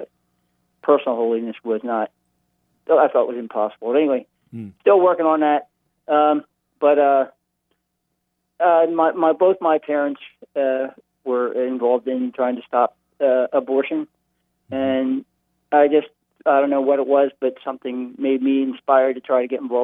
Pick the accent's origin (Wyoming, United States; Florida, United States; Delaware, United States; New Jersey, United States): Delaware, United States; Wilmington; I grew up in the Diocese of Wilmington